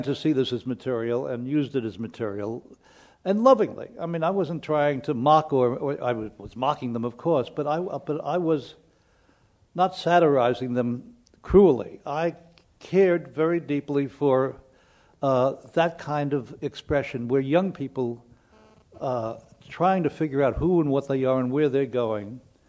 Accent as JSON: {"language": "English", "town": "New York City", "region": "New York", "country": "United States", "also_born_or_lived": "Lower East Side, New York", "said": "I moved away from the Bronx"}